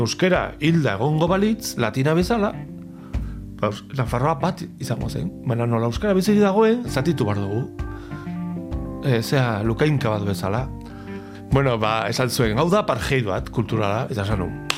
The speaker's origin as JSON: {"language": "Basque", "town": "Pamplona", "region": "Navarre", "country": "Spain", "tie": "born or raised there", "second_language": "Basque", "said": "joaten nintzen iruñeko beste puntara e, liburuen bila"}